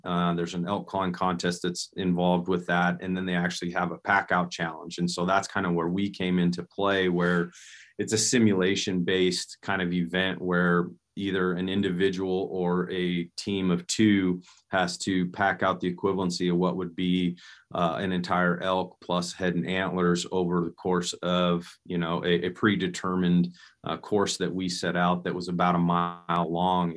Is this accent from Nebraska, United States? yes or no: yes; Nebraska, United States; I grew up in Nebraska